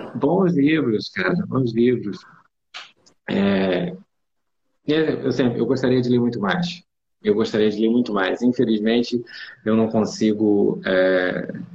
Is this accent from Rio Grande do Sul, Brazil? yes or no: no; Rio de Janeiro, Brazil; eu sou do Rio de Janeiro e eu atendo presencialmente é, no Rio e em São Paulo